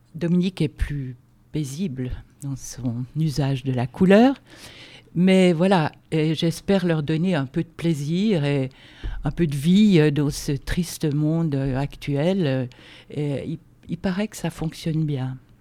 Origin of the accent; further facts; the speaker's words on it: Switzerland; moved away as an adult; also born or lived in Lausanne; now in France; je suis d'origine euh, suisse, avec un père suédois